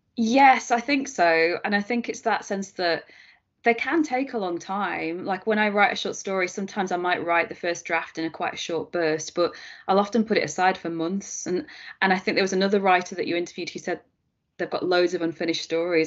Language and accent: English; Preston, North West England, United Kingdom; Preston, which is my hometown